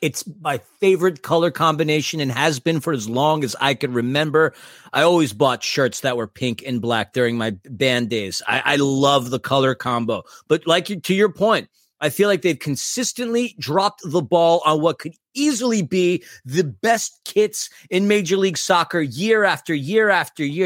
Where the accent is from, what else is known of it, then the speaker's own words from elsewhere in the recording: New York City, New York, United States; also born or lived in Germany; now in Los Angeles, United States; I am from New York City